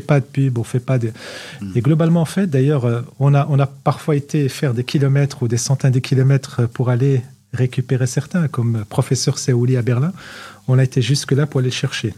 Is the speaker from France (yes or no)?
no; Morocco; moved away; Nous sommes des Marocains, nous sommes au Maroc